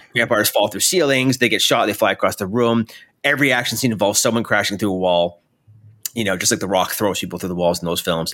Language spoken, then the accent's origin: English; Canada; I'm Canadian